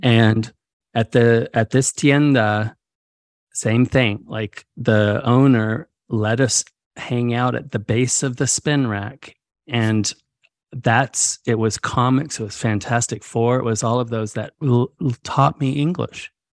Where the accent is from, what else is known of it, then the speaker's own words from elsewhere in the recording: northern rural California, United States; also born or lived in Mexico; my experiences growing up in California